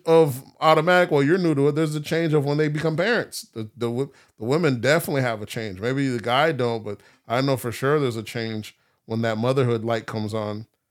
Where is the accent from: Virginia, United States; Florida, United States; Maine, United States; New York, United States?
Florida, United States; Palm Beach; growing up in Palm Beach